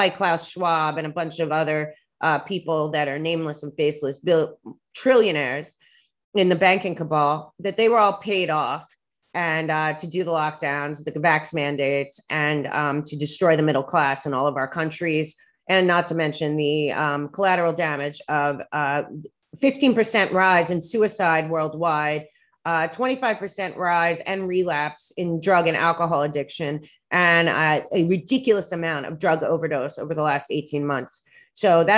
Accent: New York, United States; I'm a New Yorker

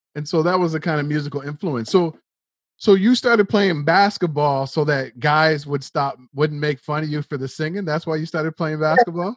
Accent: Nova Scotia, Canada; you and I grew up in Nova Scotia, Canada, which is like the east coast of Canada

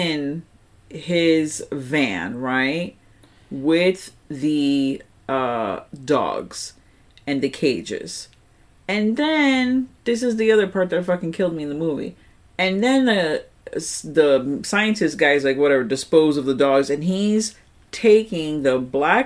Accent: New York, United States; I'm a New Yorker

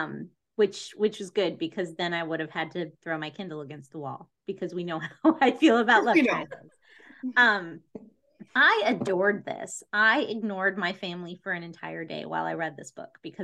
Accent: Southwest, United States; I grew up in the Southwest

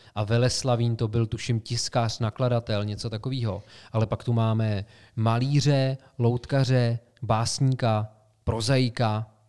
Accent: Sokolov, Karlovy Vary Region, Czechia; moved away as an adult; also born or lived in Prague; now in Plzeň, Czechia; Já jsem se poprvé stěhoval na vysokou školu, že jo? ze Sokolova do Plzně.

